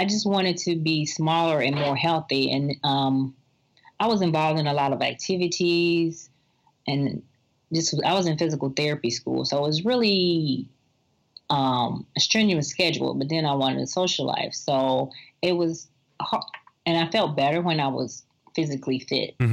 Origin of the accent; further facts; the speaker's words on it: the South, United States; I'm from the South, and traditional